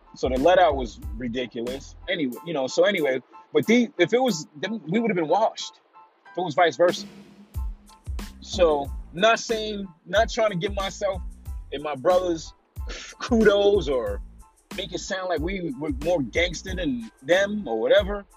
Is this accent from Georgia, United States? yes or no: no; New York City, New York, United States; moved away as an adult; Even though I was from New York, I was from Staten Island